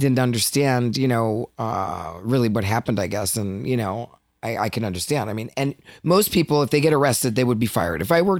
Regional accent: Connecticut, United States; moved away; at 23, I'd never been to New York and I grew up in Connecticut.

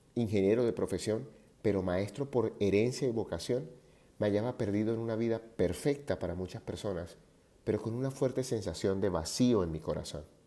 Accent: Barranquilla, Atlántico, Colombia; moved away; also born or lived in Medellín; mi ciudad natal Barranquilla

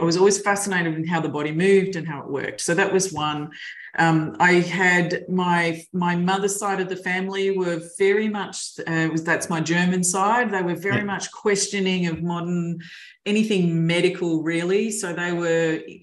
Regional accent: Mildura, Victoria, Australia; also born or lived in Melbourne; a long time since I was a kid in growing up in Mildura

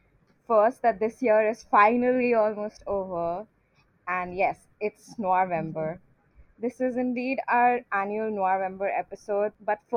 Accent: India; I am from India

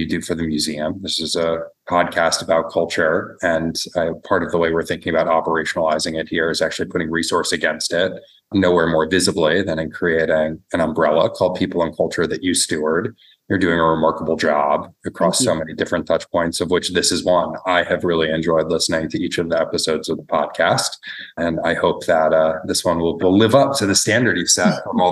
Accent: New York, United States; moved away as an adult; now in Toledo, United States; I'm originally from New York

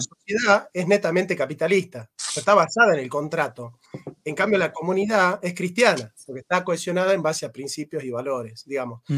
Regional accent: Argentina; nosotros los argentinos

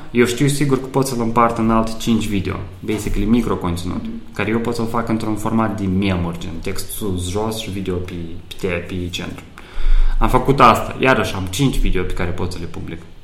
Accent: Moldova; moved away as an adult; also born or lived in Chișinău / Cluj / Bucharest; originar fiind din, din Moldova

